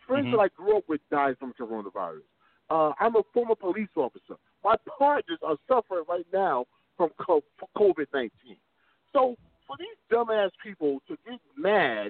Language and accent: English; New York, United States; I'm from New York